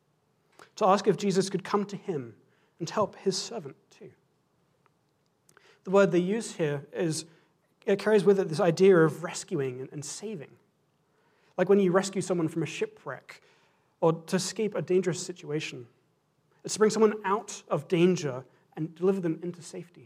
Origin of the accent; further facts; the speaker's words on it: England, United Kingdom; as an Englishman and as a Scotsman